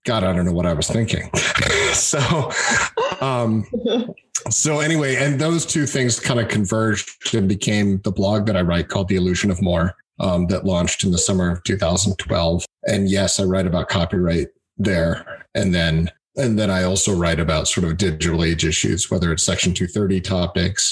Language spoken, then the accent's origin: English; United States; I am an American, as in a United States American